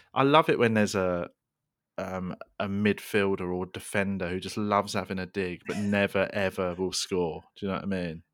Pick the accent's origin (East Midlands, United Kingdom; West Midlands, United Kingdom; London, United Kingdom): London, United Kingdom; we grew up in Tooting in South London